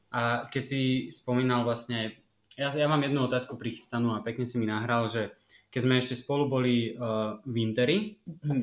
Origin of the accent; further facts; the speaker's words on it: Slovakia; že som Slovák